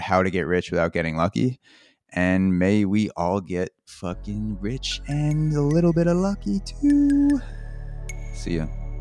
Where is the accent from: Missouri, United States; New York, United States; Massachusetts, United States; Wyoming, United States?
New York, United States; Long Island; now in Brooklyn, United States; I grew up in Long Island, New York. I live in Brooklyn